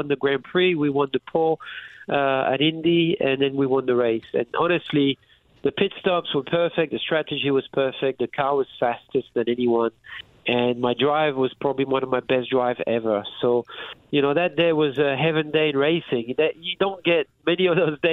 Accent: France; moved away; I was raised in France

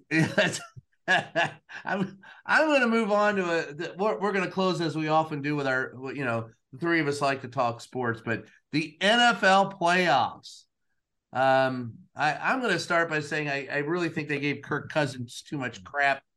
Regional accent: Louisville, Kentucky, United States; growing up in Louisville

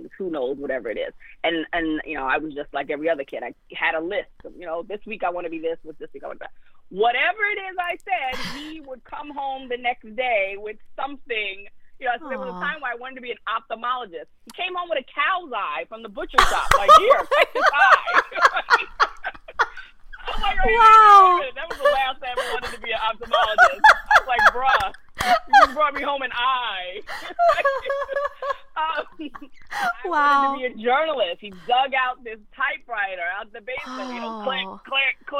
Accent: New York City, New York, United States; growing up in Bed-Stuy in the 80s, in the middle of the crack era

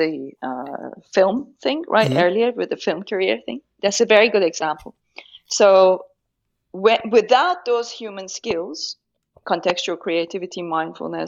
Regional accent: Tehran, Tehran Province, Iran; English is a second language; moved away as an adult; I grew up, I was born in Tehran during the Iran-Iraq war.

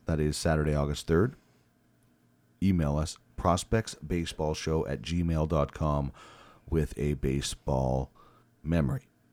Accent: Brandon, Manitoba, Canada; moved away as an adult; now in Edmonton, Canada; originally born and raised in Brandon

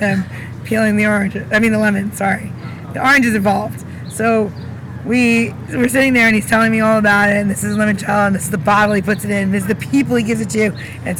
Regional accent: New York, United States; I'm from New York

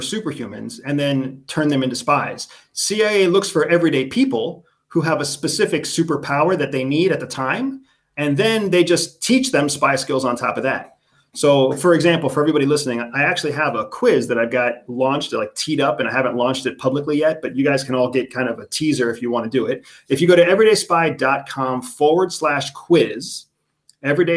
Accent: United States; I'm from the United States

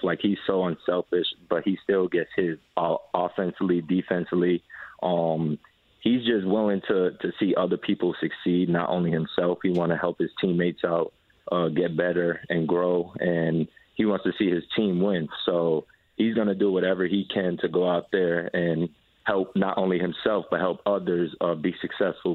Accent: New York, United States; moved away as an adult; now in Indianapolis, United States; that's my hometown

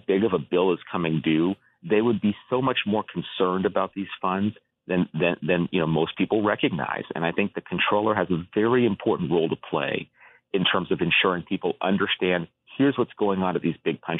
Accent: Rowland Heights, California, United States; also born or lived in North Carolina / Massachusetts; I grew up in California. I grew up in Southern California. I live in California now.

